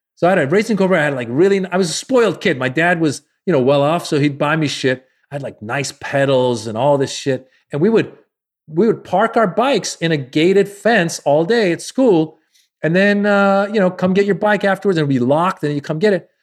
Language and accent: English; Marin County, Northern California, United States; also born or lived in Iran; I grew up in Marin County, Northern California, it's very white